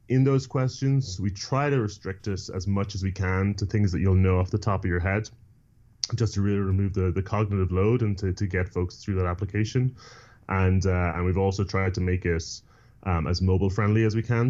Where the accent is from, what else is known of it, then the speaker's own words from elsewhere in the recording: Ireland; moved away; I grew up in Ireland